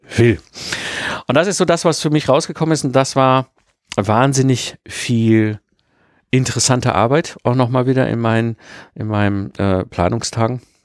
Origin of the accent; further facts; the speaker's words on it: Ruhr area, North Rhine-Westphalia, Germany; ich bin ja ein Kind des Ruhrpots zwischen Kohle und Stahl groß geworden